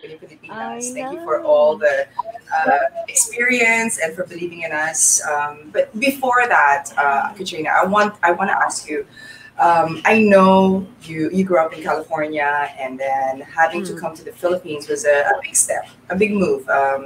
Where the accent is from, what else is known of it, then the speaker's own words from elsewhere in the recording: Australia; moved away as an adult; as an Aussie, or the way that we, I was brought up, is that we trust everybody